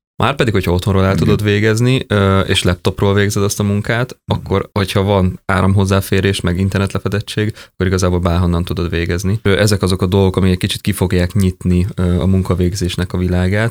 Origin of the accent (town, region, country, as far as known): Hungary; also born or lived in Vancouver, Canada